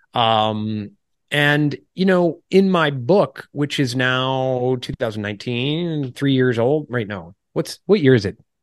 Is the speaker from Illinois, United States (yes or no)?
yes; Illinois, United States; moved away as an adult; also born or lived in New York City / Washington, D.C. / Charleston, South Carolina; wife and I are originally from Illinois, uh, suburbs out to the rural area.